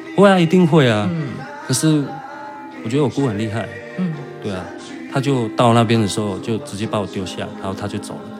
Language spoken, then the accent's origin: Chinese; northern Taiwan, Taiwan; moved away as an adult; also born or lived in Haocha, Pingtung County, Taiwan; now in Taitung, Taiwan; 从小是在北部长大